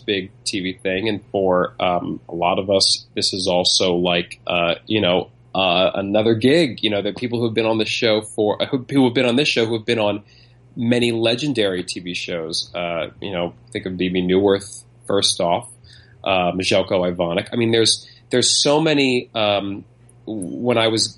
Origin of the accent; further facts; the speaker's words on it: New York City, New York, United States; moved away as an adult; also born or lived in Las Vegas / Los Angeles; I was born and raised here in Manhattan